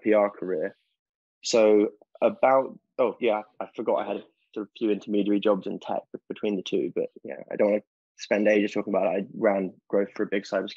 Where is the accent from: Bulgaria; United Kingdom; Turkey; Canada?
United Kingdom; London; also born or lived in Durham; I grew up in South London